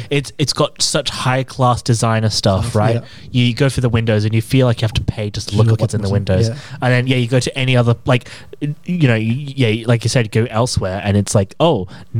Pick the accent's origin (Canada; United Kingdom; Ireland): United Kingdom; England; now in Australia; I'm English